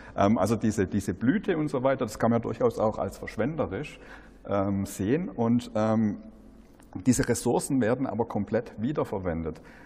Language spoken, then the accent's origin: German; Black Forest, Baden-Württemberg, Germany; ich komme ja aus dem Schwarzwald